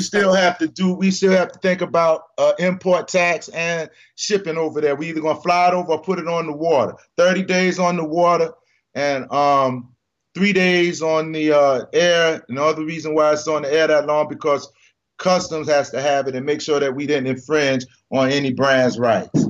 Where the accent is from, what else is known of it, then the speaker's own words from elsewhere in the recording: Savannah, Georgia, United States; Savannah. That's my hometown